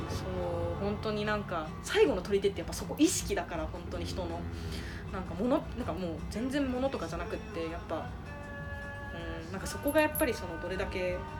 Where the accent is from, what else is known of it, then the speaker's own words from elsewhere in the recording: Okinawa, Japan; moved away as an adult; now in Tokyo, Japan; 私もともと沖縄が出身っていうのもあるから